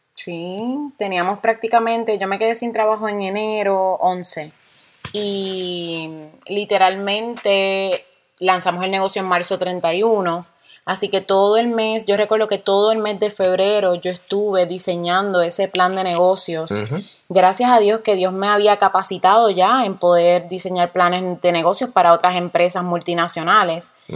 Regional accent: Puerto Rico; now in United States; somos boricuas, somos puertorriqueños

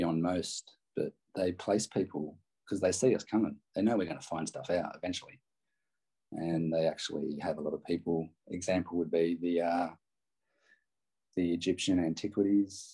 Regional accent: New South Wales, Australia; now in Perth, Australia; I grew up in New South Wales too. Just so people know, I've lived in Perth since 96.

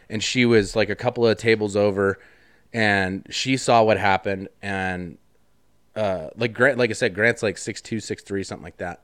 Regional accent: Wyoming, United States; I grew up in Wyoming, so Like, we had guns, I had guns as a kid

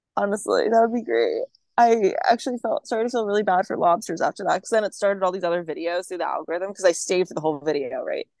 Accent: Maryland, United States; now in Virginia, United States; I'm not from Virginia. I just currently live here, which like I'm from Maryland

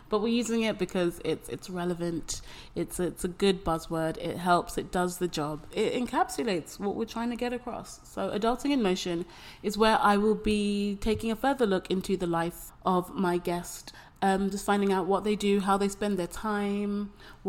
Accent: London, United Kingdom; moved away as an adult; now in Taipei, Taiwan; I'm 25 and I am from London. I live in Taipei

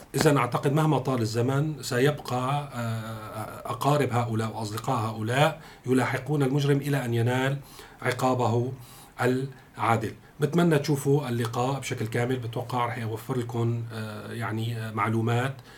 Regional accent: Syria; كلنا كسوريين

